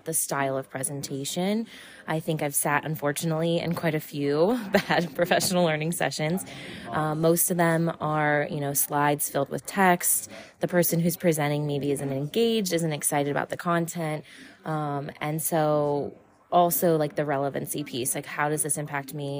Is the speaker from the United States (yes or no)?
yes; New Oxford, Pennsylvania, United States; I am from New Oxford, Pennsylvania, and I am the principal at Conowago Township Elementary School